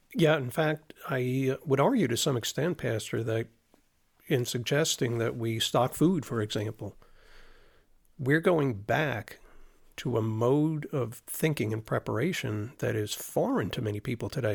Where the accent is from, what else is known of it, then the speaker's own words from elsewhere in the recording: Florida, United States; moved away; growing up in Florida